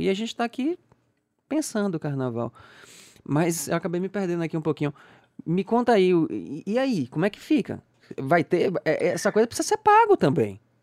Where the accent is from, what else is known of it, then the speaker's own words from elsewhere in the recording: Salvador, Bahia, Brazil; eu sou baiano, sou daqui